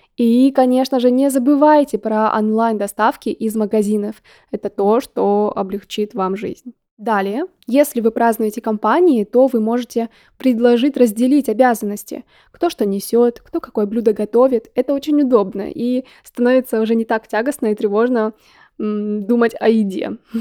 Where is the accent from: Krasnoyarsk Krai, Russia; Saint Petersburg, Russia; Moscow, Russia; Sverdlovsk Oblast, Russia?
Sverdlovsk Oblast, Russia; Yekaterinburg; как я любила в детстве в Екатеринбурге